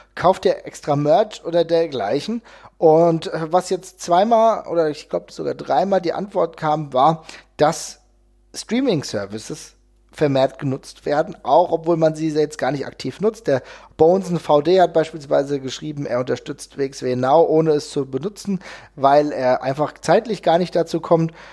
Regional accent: Hesse, Germany; Ich komme aus Hessen

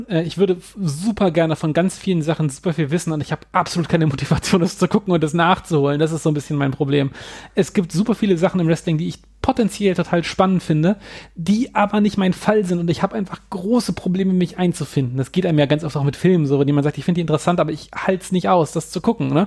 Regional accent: Hannover, Lower Saxony, Germany; in Hamburg und auch in meiner Heimatstadt Hannover finde ich super interessant.

